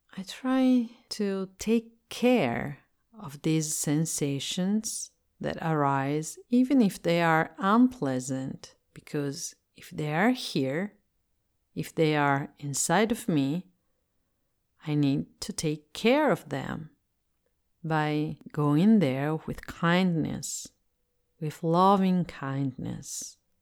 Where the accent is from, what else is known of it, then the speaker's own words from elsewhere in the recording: Italy; English is a second language; I'm Italian and I live in Italy, so I speak English as a second language.